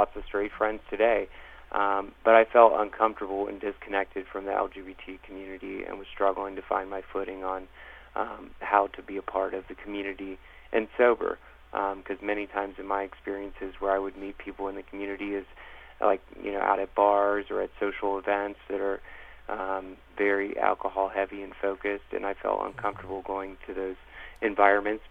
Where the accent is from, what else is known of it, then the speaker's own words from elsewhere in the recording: Cincinnati, Ohio, United States; also born or lived in Indianapolis; I'm a gay male living in the Cincinnati area, born and raised in Cincinnati, spent some time in Indianapolis as well